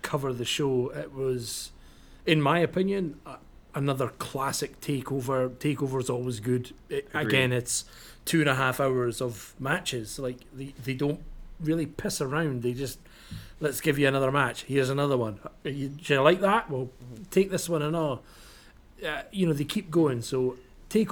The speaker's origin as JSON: {"language": "English", "region": "Scotland", "country": "United Kingdom", "said": "I'm Scottish"}